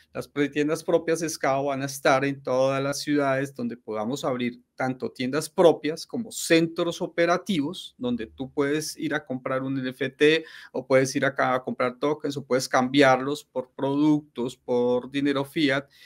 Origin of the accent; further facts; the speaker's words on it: Colombia; also born or lived in Ecuador / Europe; soy, soy colombiano, soy ah, colombiano en estos momentos, en estos momentos estoy en Cali, estoy en Cali, Colombia, que es donde tengo pues, mi familia.